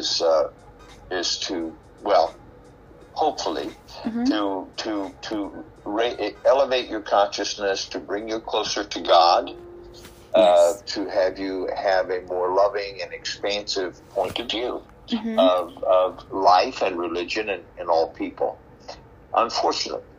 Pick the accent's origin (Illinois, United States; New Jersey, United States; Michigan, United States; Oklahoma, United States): Oklahoma, United States; my wife of 25 years is from Iran, and I'm from Oklahoma